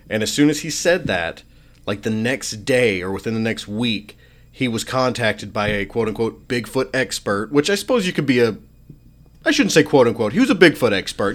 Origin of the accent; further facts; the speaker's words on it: Western Pennsylvania, United States; now in Arkansas, United States; I grew up in Western P